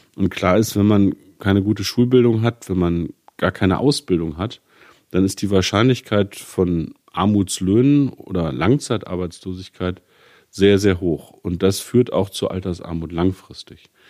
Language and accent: German; Gifhorn-Peine, Lower Saxony, Germany; meinen Wahlkreis Gifhorn-Peine. Das ist meine Heimat.